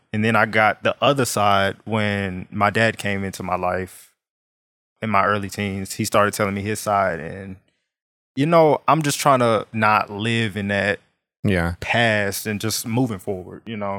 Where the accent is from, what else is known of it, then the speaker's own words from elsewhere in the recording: Dallas, Texas, United States; I grew up in Dallas, of course.